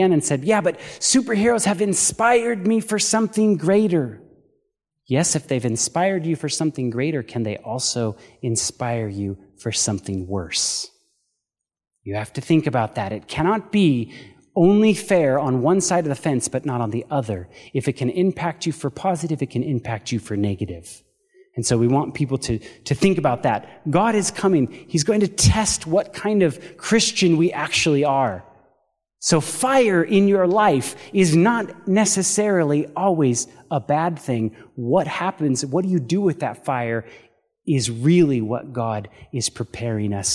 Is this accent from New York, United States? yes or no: no; Paradise, California, United States; moved away as an adult; now in Chattanooga, United States; Paradise, California, I don't know if you guys remember seeing in the news, that was actually my hometown